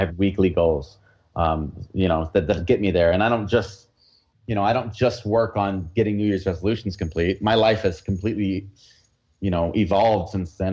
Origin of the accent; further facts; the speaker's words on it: United States; accent: American; I have an American accent when I speak Spanish